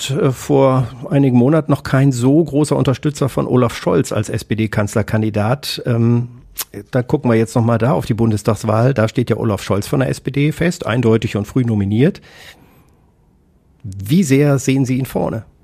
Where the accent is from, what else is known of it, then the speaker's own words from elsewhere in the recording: Hesse, Germany; born there; Ich komme aus Hessen gebürtig und habe noch Frau Ypsilanti erlebt.